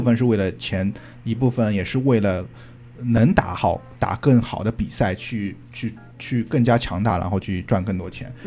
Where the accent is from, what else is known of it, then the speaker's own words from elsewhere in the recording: China; now in United States; 就我一个中国人